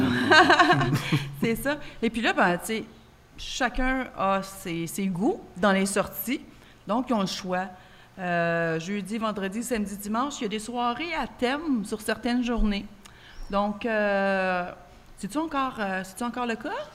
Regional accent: Quebec, Canada; En tant que Québécoise

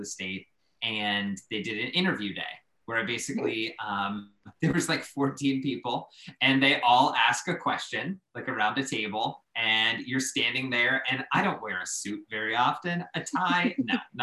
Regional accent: Pittsburgh, Pennsylvania, United States; moved away as an adult; also born or lived in Central Ohio / Española, New Mexico; I was a kid from Pittsburgh who went to school in Central Ohio at Otterbein

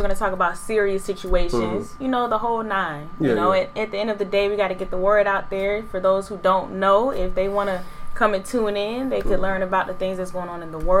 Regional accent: St. Petersburg, Florida, United States; I'm from Tampa Bay, Florida. St. Petersburg, for those who know, you know, that's the real borough.

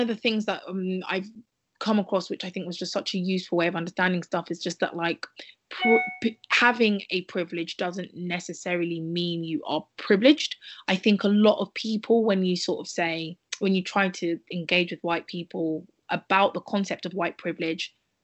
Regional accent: United Kingdom; we're all Black women growing up in Britain

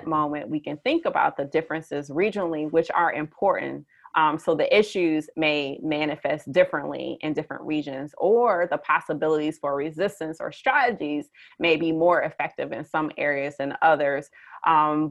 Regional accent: Detroit, Michigan, United States; now in Lawrence, United States; I'm from the Detroit area in Michigan

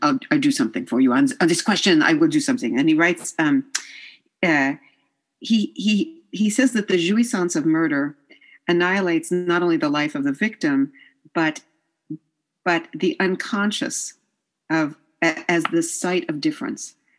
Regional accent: New York, United States; also born or lived in France; I'm from New York

